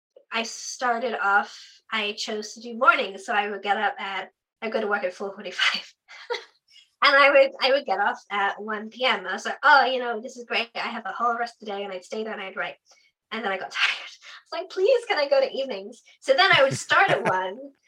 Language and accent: English; Devon, South West England, United Kingdom; moved away as an adult; now in United States; Devon in the UK. So it's like Southwest on the Tweedy bit down south